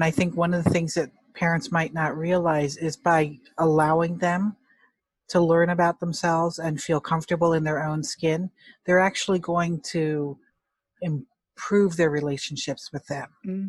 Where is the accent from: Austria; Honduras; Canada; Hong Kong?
Hong Kong; You know, if it helps for a Chinese adoptee like myself, I'm from Hong Kong, to feel like I can really relate to what that means.